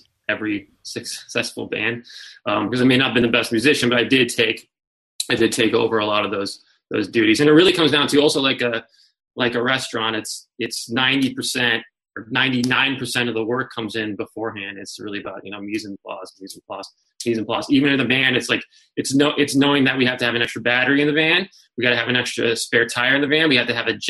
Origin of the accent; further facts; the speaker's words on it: Denver, Colorado, United States; I grew up in Denver playing music